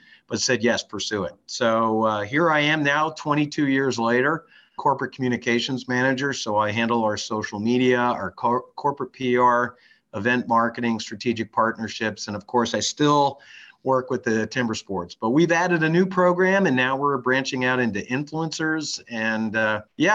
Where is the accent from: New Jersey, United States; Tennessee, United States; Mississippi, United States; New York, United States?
New Jersey, United States; Montclair; moved away; born and raised in Montclair, New Jersey.